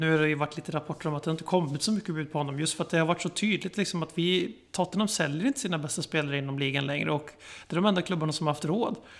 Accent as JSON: {"language": "Swedish", "country": "Sweden", "said": "sitter vi som svenskar i Sverige"}